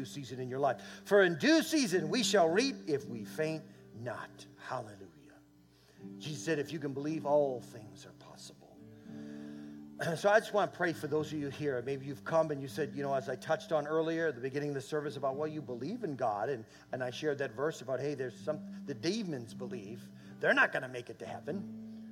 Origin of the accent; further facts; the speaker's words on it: New England, United States; now in Minnesota, United States; I'm from New England